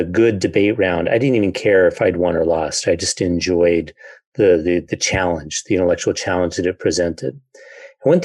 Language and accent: English; Idaho Falls, Idaho, United States; I grew up in Idaho Falls